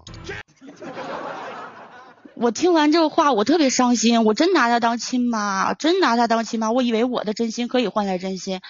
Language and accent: Chinese; Tangshan, Hebei, China; accent: Tangshan dialect; 我是唐山的